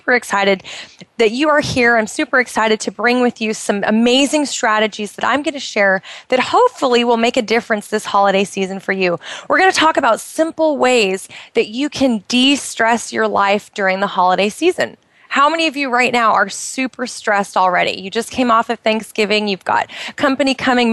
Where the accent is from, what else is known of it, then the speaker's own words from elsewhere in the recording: United States; moved away as an adult; now in Bahrain; I'm originally from the United States